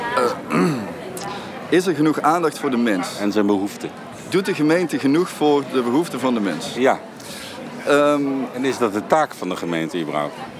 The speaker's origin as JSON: {"language": "Dutch", "town": "Eindhoven", "region": "North Brabant", "country": "Netherlands", "said": "als Eindhovenaar"}